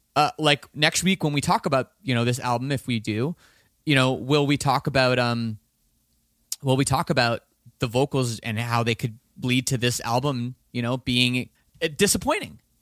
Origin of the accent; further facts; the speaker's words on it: Toronto, Ontario, Canada; I'm from Toronto